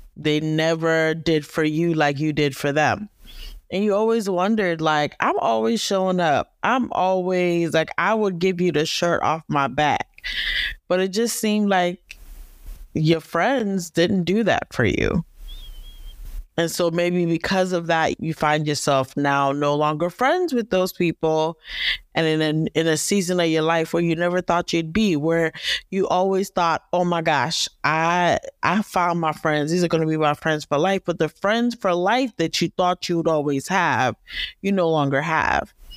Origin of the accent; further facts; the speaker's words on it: Northern Virginia, United States; I am from Northern Virginia, the D M V area